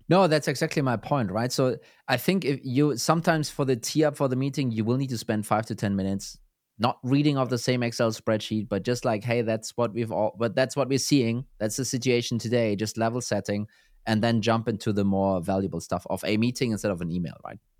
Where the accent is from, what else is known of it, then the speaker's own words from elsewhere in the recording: Germany; I'm from Germany.